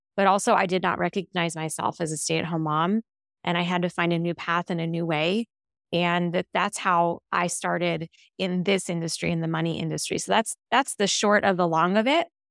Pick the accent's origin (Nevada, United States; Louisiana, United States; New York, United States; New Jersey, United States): Nevada, United States; Las Vegas; also born or lived in Henderson, Nevada; I'm born and raised in Las Vegas. Grew up in the northwest side of town, went to Cheyenne High School